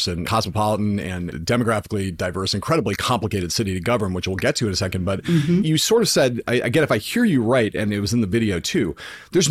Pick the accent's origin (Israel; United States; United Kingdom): United States; Los Angeles, California; I'm an LA dude